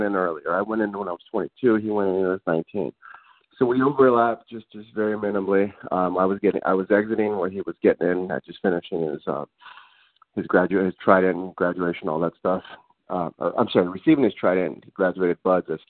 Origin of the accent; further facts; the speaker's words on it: Los Angeles, California, United States; I grew up in the Los Angeles area